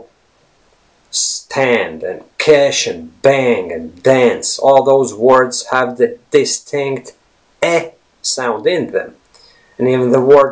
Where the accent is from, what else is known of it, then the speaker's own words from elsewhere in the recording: Latvia; first language Latvian; English is a second language; We Latvians